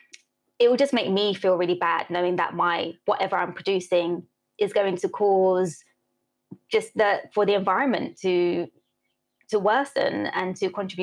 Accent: United Kingdom; also born or lived in St. Elizabeth, Jamaica (ancestry, summers); I was born here

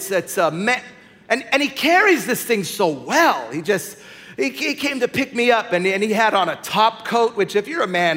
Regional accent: Ireland; I'm Irish.

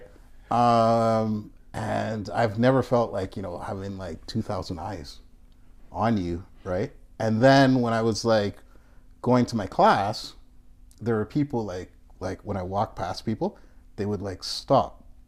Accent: Toronto, Ontario, Canada; moved away as an adult; now in Japan; growing up in Canada as a black Canadian

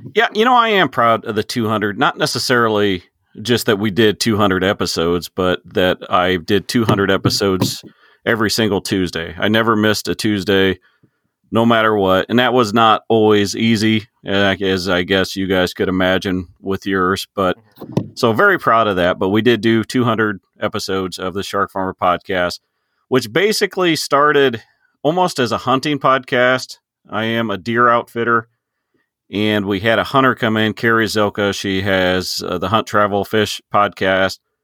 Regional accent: Illinois, United States; I am a farmer from Illinois, just uh, corn and soybeans

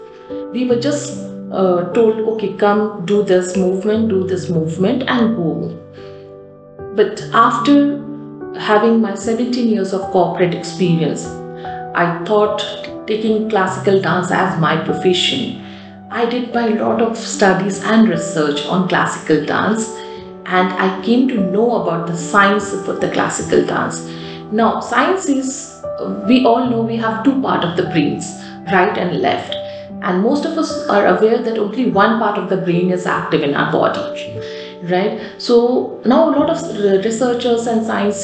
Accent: Kolkata, West Bengal, India; also born or lived in Rampur, Uttar Pradesh; I was born in Rampur in Uttar Pradesh and brought up in a very artistic city called Kolkata

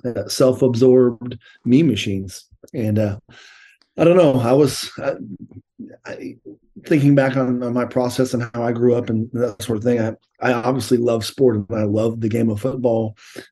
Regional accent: Tucson, Arizona, United States; also born or lived in Columbus, Ohio; I grew up in Tucson, and we played baseball

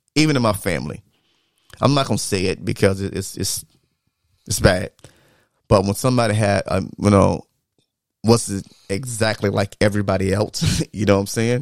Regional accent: the South, United States; growing up in the South

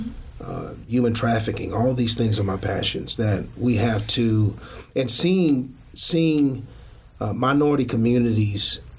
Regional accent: United States; I'm American bred, raised, born right here

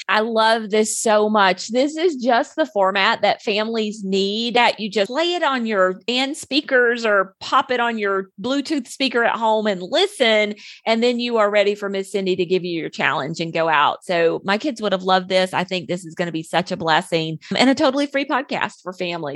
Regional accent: the South, United States; growing up in the South with all the humidity and the snakes and the heat

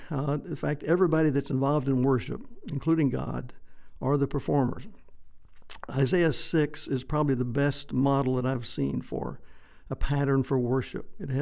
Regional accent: White Deer, Texas, United States; I grew up in West Texas for the most part in a small town, White Deer, close to Pampa, Amarillo up in the north.

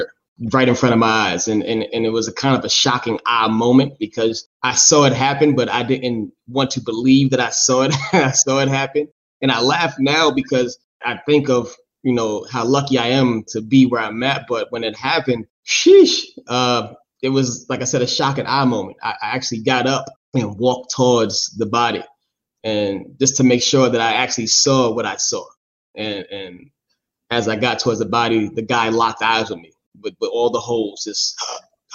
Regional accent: New York City, New York, United States; now in Charlotte, United States; I grew up in Staten Island, New York, born and raised, single parent household

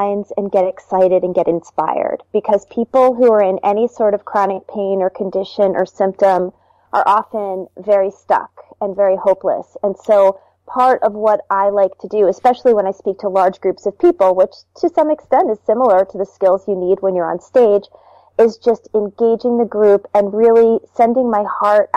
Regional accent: New Jersey, United States; also born or lived in Baltimore, Maryland; I actually grew up in New Jersey. I moved from Baltimore when I was

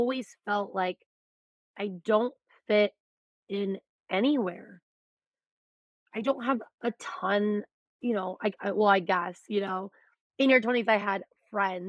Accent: Beaver, Iowa, United States; I'm from Beaver.

